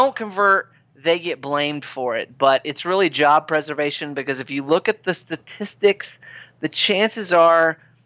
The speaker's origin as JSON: {"language": "English", "region": "Midwest", "country": "United States", "accent": "Midwestern", "moved": "yes", "said": "In the Midwest, we're definitely grandma, grandpa"}